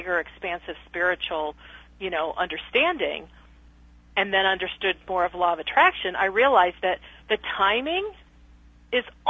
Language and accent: English; Dallas, Texas, United States